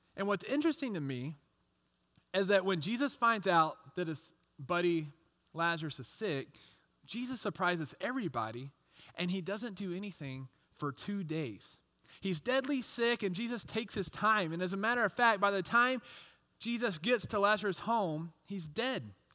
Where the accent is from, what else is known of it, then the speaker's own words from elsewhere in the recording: Texas, United States; I grew up in Texas, and I was a big baseball fan